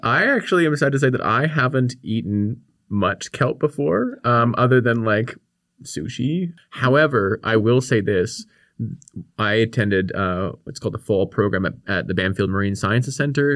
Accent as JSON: {"language": "English", "town": "Victoria", "region": "British Columbia", "country": "Canada", "tie": "born or raised there", "said": "I grew up here on the Kwangan Territory in, in Victoria."}